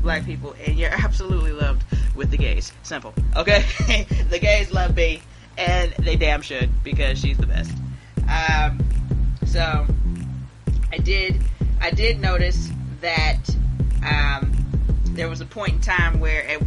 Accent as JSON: {"language": "English", "country": "Jamaica", "said": "I'm Jamaican. So, I'm also Jamaican."}